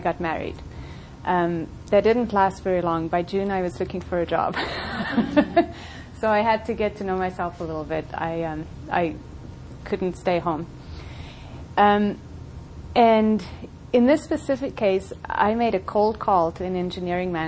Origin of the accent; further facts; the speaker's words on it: South Africa; moved away as an adult; also born or lived in Colorado; now in United States; I grew up in South Africa, went to high school there